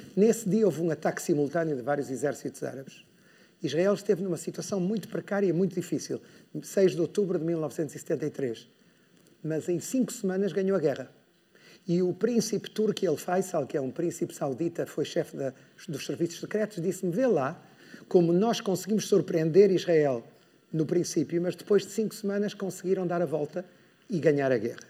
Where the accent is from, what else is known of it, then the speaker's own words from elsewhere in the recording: Porto, Norte, Portugal; moved away; Eu sou do Porto, então para mim vir ao Norte é, é sempre um prazer, é sentir que volto a casa